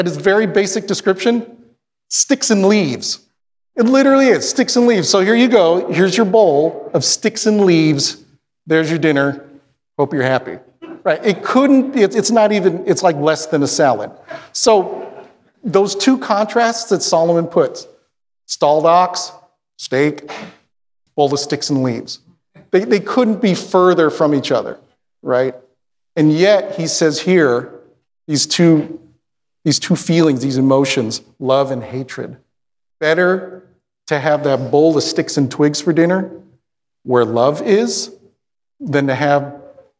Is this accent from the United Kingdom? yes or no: no; Philippines; I'm Filipino